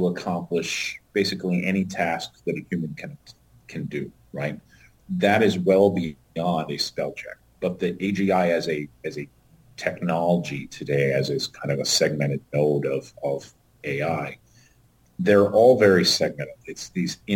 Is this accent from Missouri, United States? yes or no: no; Tennessee, United States; also born or lived in upper Midwest; now in North Dakota, United States; I grew up in Tennessee, so I instantly have an accent